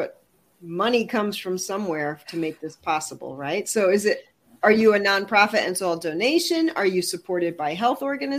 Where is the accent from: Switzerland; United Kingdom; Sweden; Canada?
Canada; I'm French Canadian.